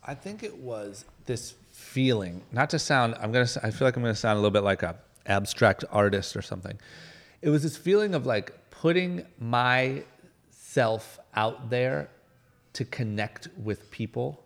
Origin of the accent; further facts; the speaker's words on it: Akron, Ohio, United States; moved away as an adult; now in Los Angeles, United States; a guy from Akron, Ohio, like middle of nowhere, skipped college, moved